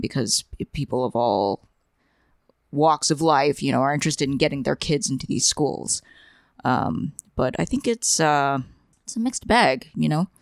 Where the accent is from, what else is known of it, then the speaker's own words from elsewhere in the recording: New York, United States; growing up in New York and, uh, attending Asian cram schools